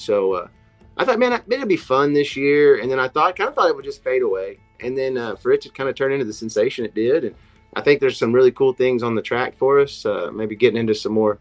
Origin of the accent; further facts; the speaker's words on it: Miami, Oklahoma, United States; growing up in Miami, Oklahoma